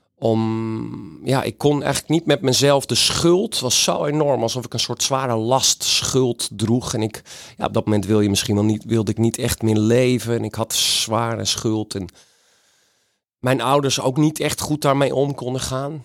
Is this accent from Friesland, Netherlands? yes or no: yes; Friesland, Netherlands; ben ik een gewone Friese jongen in Friesland opgegroeid.